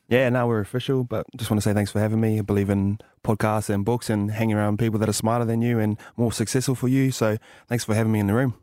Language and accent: English; Tokoroa, Waikato, New Zealand; moved away; also born or lived in England / Penrith; Grew up in a small town called Tokoro